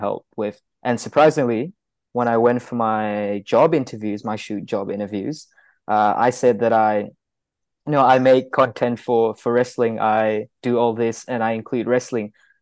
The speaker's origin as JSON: {"language": "English", "region": "Kuala Lumpur", "country": "Malaysia", "tie": "born or raised there", "moved": "as an adult", "lives_now": "Melbourne, Australia", "said": "Growing up in Kuala Lumpur, it was a busy city life. Coming to Melbourne, Australia"}